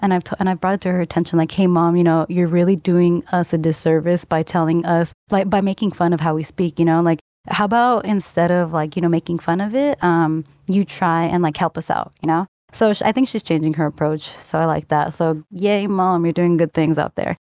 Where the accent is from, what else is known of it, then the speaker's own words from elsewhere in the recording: Northern California, United States; I was born in Southern California, but at a young age, I moved to Northern California